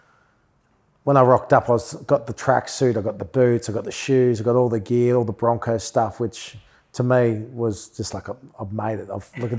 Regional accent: Gold Coast, Queensland, Australia; I grew up on the Gold Coast in Australia.

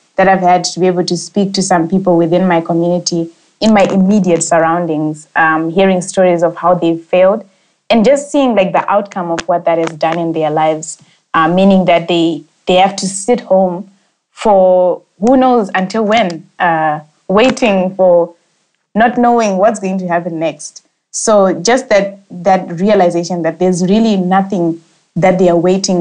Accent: Zimbabwe; I'm a young Zimbabwean

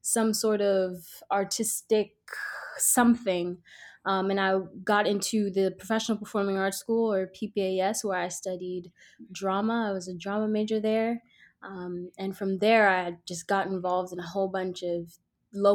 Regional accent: New York City, New York, United States; I am from Brooklyn, New York, East Flatbush, born and raised

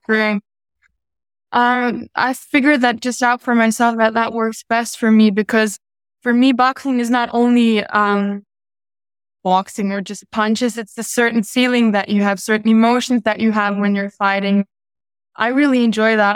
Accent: Munich, Bavaria, Germany; I was born in Munich and I live in Munich.

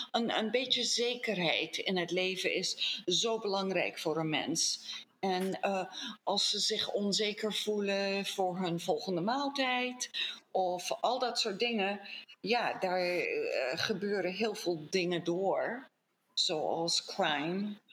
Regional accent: Colombia; born there; Dus eh, ik ben niet eens in Nederland geboren. Ik ben in Colombia geboren.

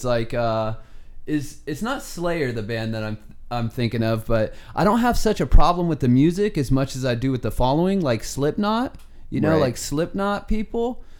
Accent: Georgia, United States; Yeah, I'm from Georgia.

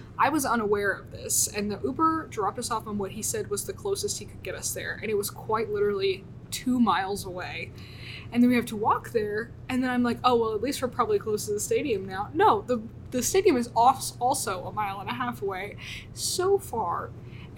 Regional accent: Memphis, Tennessee, United States; moved away as an adult; now in Tuscaloosa, United States; I'm from Memphis, Tennessee.

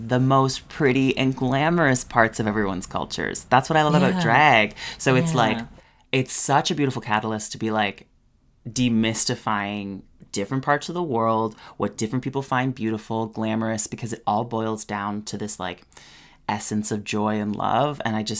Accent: Canada; We get asked this a bit, being Canadian queens.

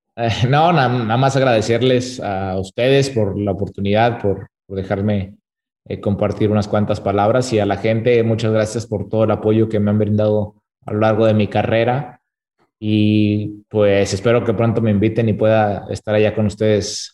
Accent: Torreón, Coahuila, Mexico; yo soy de Torreón

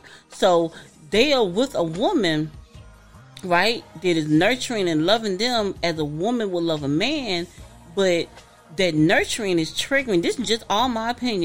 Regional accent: the South, United States; I'm from the South, y'all

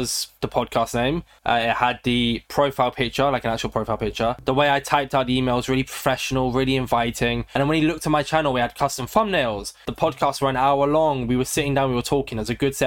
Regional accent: United Kingdom; I am British

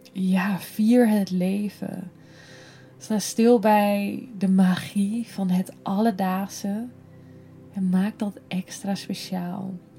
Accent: Netherlands; wij als Nederlanders

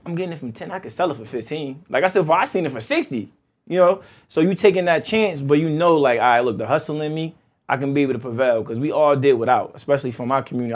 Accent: East Orange, New Jersey, United States; growing up in East Orange

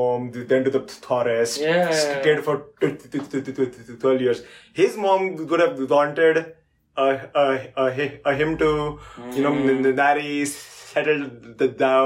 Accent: India; now in United States; I'm not the standard Indian that they expected. In some ways, I'm more Indian than most Indians

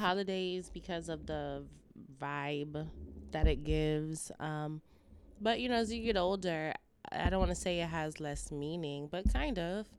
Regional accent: New York, United States; now in Los Angeles, United States; I'm from New York, but coming to L A over the years

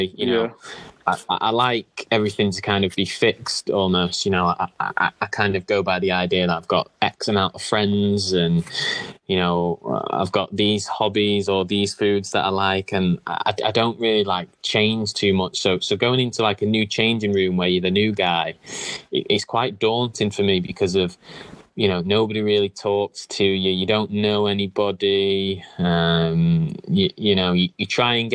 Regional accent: Manchester, North West England, United Kingdom; I'm from Manchester myself

